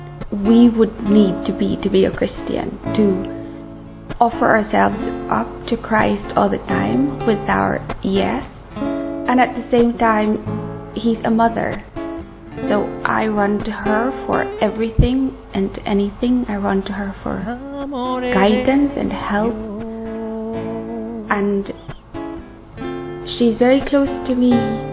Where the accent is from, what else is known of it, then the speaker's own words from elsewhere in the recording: Philippines; I'm 35, and I come from the Philippines.